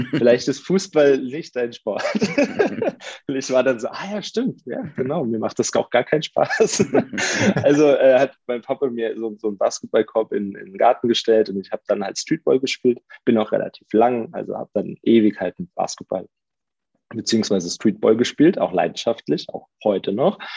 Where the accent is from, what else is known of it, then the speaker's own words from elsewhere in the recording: Mainz, Rhineland-Palatinate, Germany; ich bin ja auch Mainzer